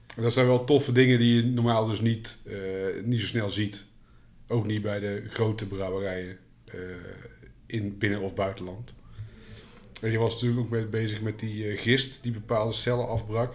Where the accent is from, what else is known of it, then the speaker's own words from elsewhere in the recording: North Brabant, Netherlands; ik ben wel een Brabander